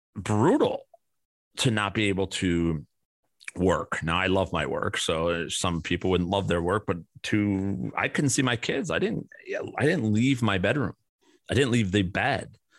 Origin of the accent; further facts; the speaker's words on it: Chicago, Illinois, United States; growing up in Chicago and my father and mo-, mother, both who've passed away